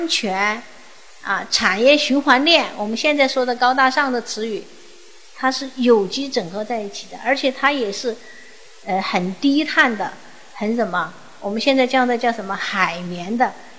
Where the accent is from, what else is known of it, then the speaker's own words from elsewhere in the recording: Sichuan, China; 大家我是从四川来的，内地来的，但是在四川呢，你好像没有感觉到这么明显啊，祠堂啊，每年要怎么样啊？